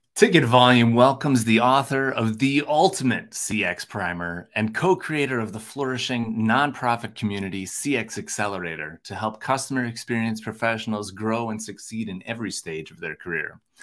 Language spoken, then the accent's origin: English; Minnesota, United States; I'm from Minnesota